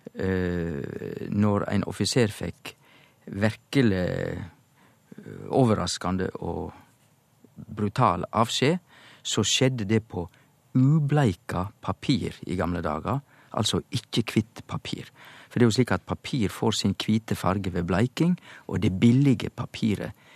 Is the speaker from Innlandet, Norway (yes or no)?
no; Indre Sogn, Vestland, Norway; som liten i Indre Sogn i bedehuskulturen